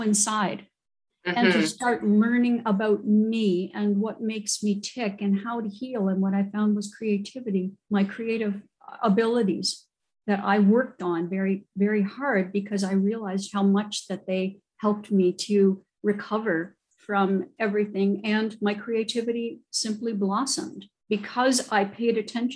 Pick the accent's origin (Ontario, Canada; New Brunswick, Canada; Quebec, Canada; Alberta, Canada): New Brunswick, Canada; I am originally from New Brunswick, Canada